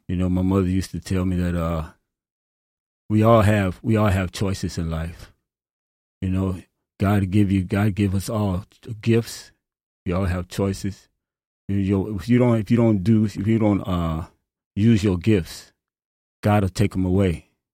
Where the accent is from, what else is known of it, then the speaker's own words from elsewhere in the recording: Chicago, Illinois, United States; now in Traverse City, United States; I'm from Chicago